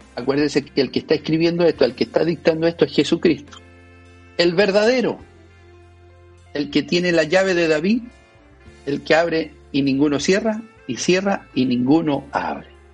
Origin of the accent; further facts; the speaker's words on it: Chile; nosotros como chilenos